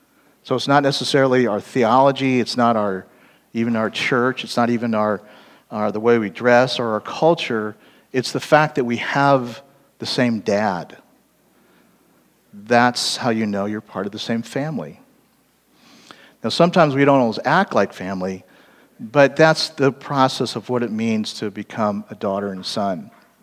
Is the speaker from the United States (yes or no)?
yes; California, United States; also born or lived in East Coast / Hawaii / Kansas City; I wasn't actually born there. I was born in the East Coast and then moved to California, lived most of my life in California.